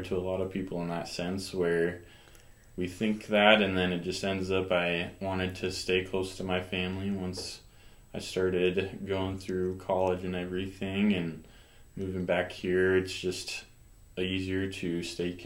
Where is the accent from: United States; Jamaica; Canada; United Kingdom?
United States; York, Nebraska; I grew up here in York, born at the hospital and everything.